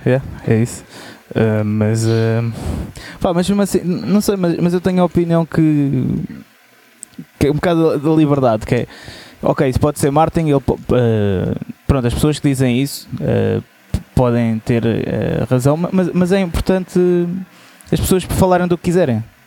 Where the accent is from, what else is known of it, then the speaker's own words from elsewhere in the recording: Portugal; nós somos portugueses